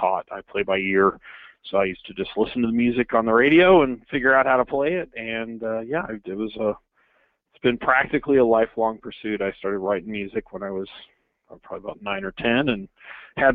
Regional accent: Kansas City, Missouri, United States; moved away as an adult; also born or lived in Des Moines / Minnesota / Southwest Florida / British Columbia; now in New Jersey, United States; I was born and raised in Kansas City. I grew up there aside from a very brief, probably about 8 months in Des Moines and an 8 month span in Minnesota

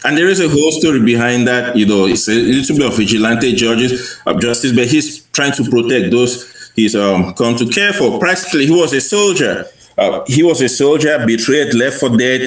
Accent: Cameroon; moved away; I grew up in Cameroon um, in the 1980s

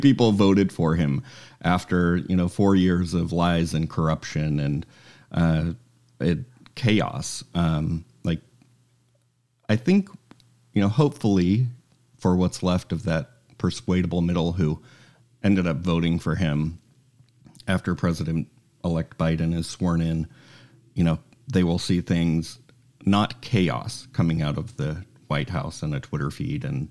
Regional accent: Utah, United States; I grew up in Utah

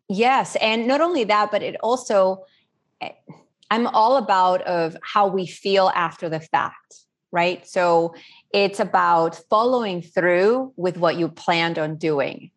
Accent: Spain; now in New Orleans, United States; I was born and raised in Spain

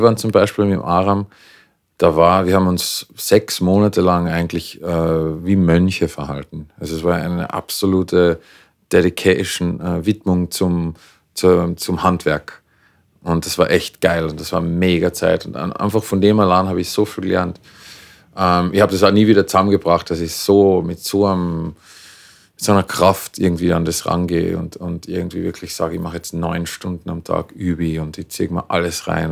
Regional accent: Klagenfurt, Carinthia, Austria; moved away as an adult; also born or lived in Vienna, Austria; now in Los Angeles, United States; ich bin ursprünglich aus Klagenfurt, ähm, habe eine wunderbare Kindheit gehabt

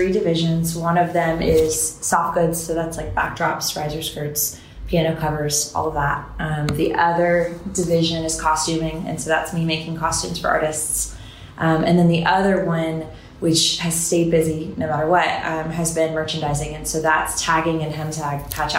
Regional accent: Florida, United States; moved away as an adult; also born or lived in Miami, Florida / Panama City, Florida; now in Nashville, United States; I grew up in Florida between Panama City and Miami

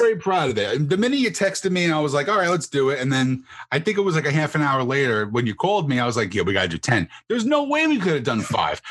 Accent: New Jersey, United States; I'm from New Jersey.

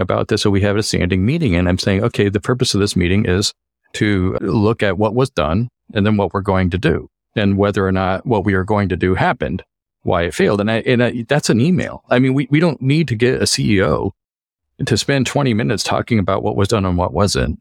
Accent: Colorado, United States; moved away as an adult; now in Los Angeles, United States; I grew up in Colorado and moved out to L A about, well, it's hard to say, but I think about twenty years ago

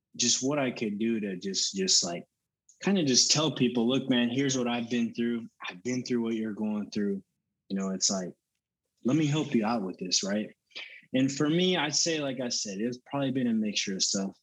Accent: Denton, Texas, United States; also born or lived in Allen, Texas; I was born and raised in Texas. I lived in Allen up until about seventh grade, and then from seventh grade up until I graduated, I grew up in Denton

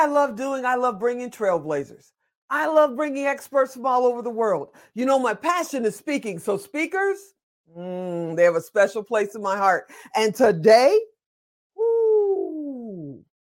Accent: Chicago, Illinois, United States; moved away; also born or lived in Western Pennsylvania; I'm from originally from Chicago

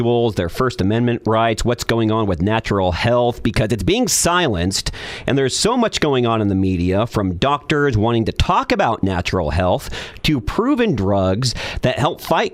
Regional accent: United States; As an American

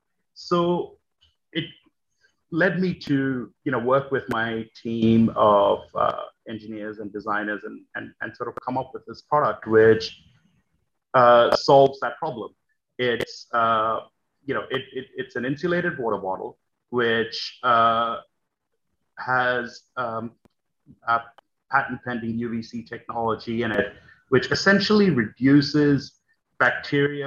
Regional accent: Australia; moved away as an adult; also born or lived in New York; I grew up in Australia

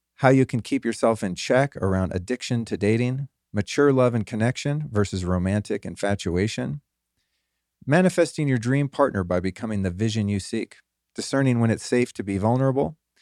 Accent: California, United States; moved away as an adult; now in Texas, United States; I'm an old school Californian liberal at heart

